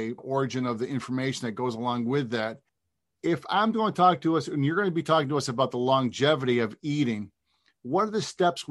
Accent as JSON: {"language": "English", "town": "Cortland", "region": "New York", "country": "United States", "tie": "born or raised there", "said": "I'm from Cortland, so I'm a white guy from upstate New York"}